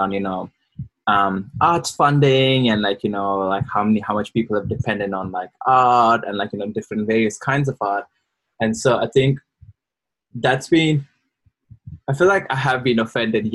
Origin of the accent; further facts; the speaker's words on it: India; moved away as an adult; now in Brisbane, Australia; I am thoroughly Indian. I've been in Australia, in quotes, for the last 5 years and predominantly lived in Brisbane.